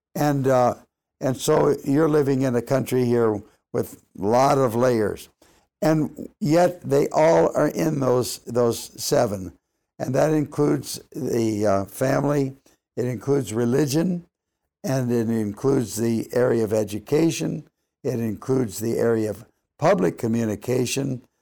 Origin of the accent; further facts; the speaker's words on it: Los Angeles, California, United States; moved away; I grew up in Los Angeles